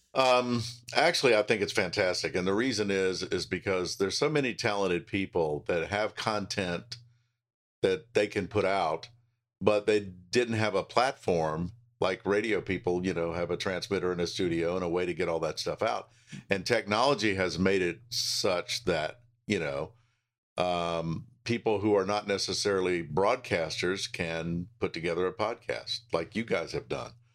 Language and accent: English; Charlotte, North Carolina, United States; I've been blessed to spend all of my career pretty much in my hometown